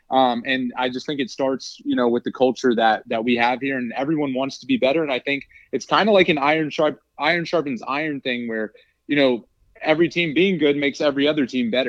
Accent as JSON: {"language": "English", "town": "Atlanta", "region": "Georgia", "country": "United States", "moved": "as an adult", "lives_now": "Texoma, United States", "said": "I'm actually from Atlanta, Georgia. I went to the University of Georgia."}